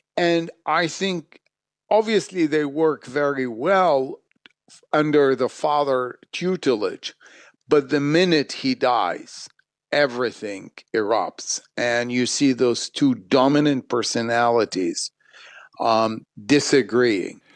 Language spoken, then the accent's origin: English; Baghdad, Baghdad Governorate, Iraq; moved away; I was born in Baghdad, so I learned the language. Then Arabic was, in a way, my school, uh, what I was taught in Baghdad growing up.